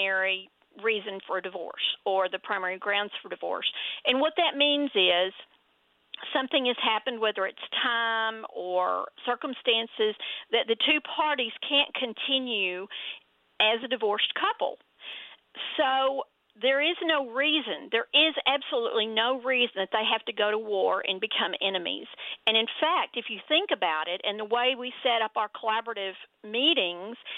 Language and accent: English; Denton, Texas, United States; accent: Texas; you can tell from my Texas accent, I grew up here in Denton in Texas